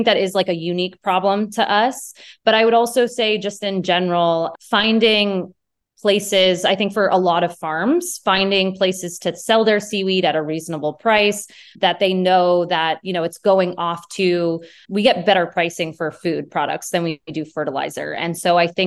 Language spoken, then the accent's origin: English; central Maine, United States; I grew up in Maine. I grew up in more central Maine